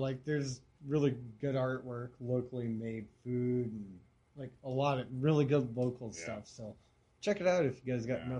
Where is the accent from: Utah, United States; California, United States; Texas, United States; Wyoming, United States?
Wyoming, United States; Lander and Douglas; So did I, Lander and Douglas.